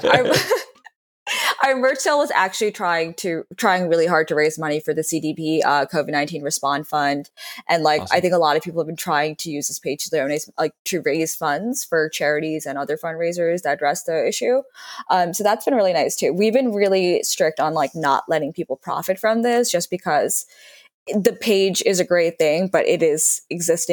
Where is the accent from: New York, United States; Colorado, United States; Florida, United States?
New York, United States; New York City; moved away as an adult; also born or lived in Northwestern University (college); I used to use Facebook actively in high school because I'm from New York City